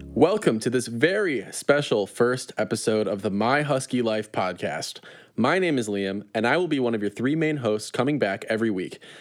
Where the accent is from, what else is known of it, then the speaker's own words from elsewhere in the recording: small town outside of Chicago, Illinois, United States; I'm really from a small town outside of Chicago, even though I can see Chicago from where I am